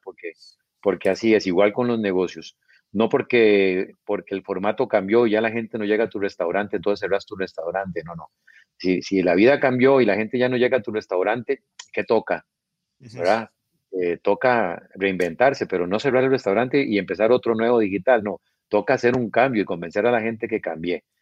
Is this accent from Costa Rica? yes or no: yes; Costa Rica; now in Guatemala; al ser yo tico